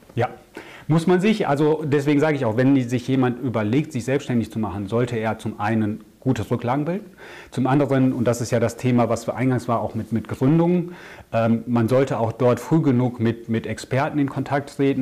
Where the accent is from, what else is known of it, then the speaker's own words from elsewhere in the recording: Ruhr area, North Rhine-Westphalia, Germany; moved away as an adult; also born or lived in Augsburg / Amsterdam; now in near Düsseldorf, Germany; komme gebürtig aus dem Ruhrgebiet